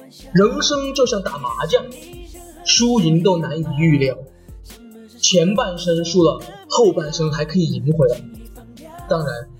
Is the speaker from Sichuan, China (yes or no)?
yes; Chengdu, Sichuan, China